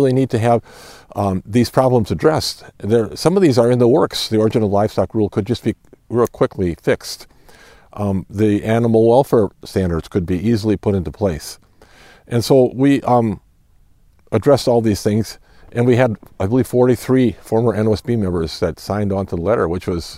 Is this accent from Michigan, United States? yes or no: no; Iowa, United States; I'm from Iowa.